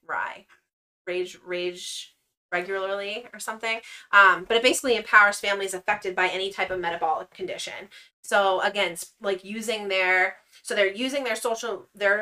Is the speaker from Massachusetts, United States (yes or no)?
yes; Massachusetts, United States; we're from Massachusetts